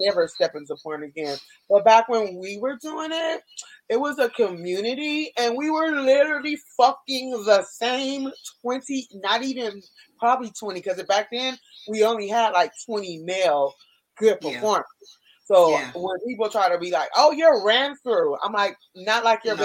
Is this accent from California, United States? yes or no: yes; California, United States; moved away; also born or lived in Miami; I'm born and raised in California